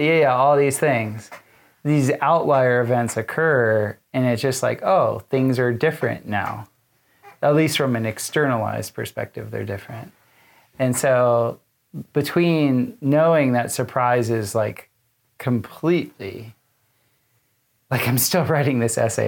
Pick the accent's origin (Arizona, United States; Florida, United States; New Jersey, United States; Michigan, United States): Florida, United States; South; as a kid, I mapped hurricanes with my father growing up in South Florida